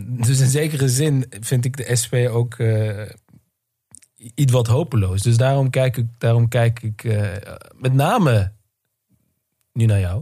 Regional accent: Netherlands; ik ben zelf inderdaad tweede generatie, geboren en getogen in Nederland.

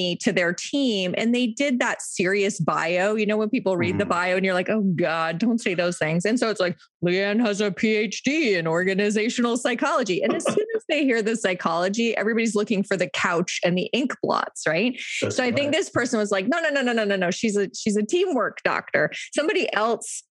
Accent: Toronto, Ontario, Canada; I live in Toronto and have lived in Toronto or very close to Toronto my whole life.

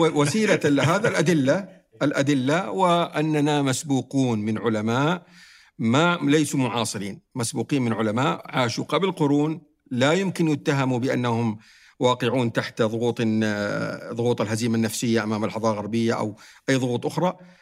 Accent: Saudi Arabia; عندنا في السعودية

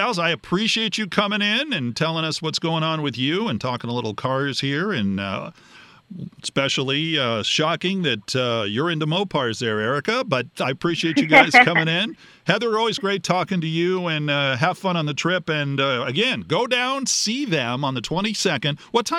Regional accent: Los Angeles, California, United States; and then you'd have a Helms Bakery truck, both kinds that you'd see growing up in Los Angeles.

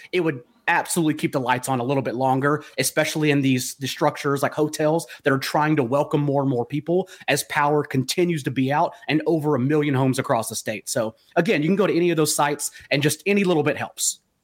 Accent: Fort Worth, Texas, United States; moved away; the people that are dear to me in Fort Worth, uh, not only my hometown

